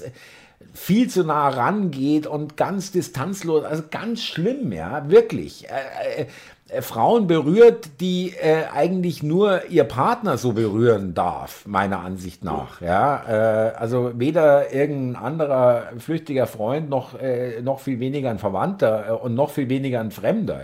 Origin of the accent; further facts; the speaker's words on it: Munich, Bavaria, Germany; ich komme aus München